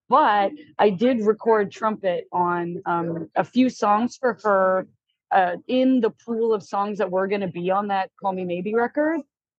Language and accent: English; Alberta, Canada; also born or lived in Quebec; now in Vancouver, Canada; So I was born in Quebec and then my family moved out to Alberta and then I made my way out here.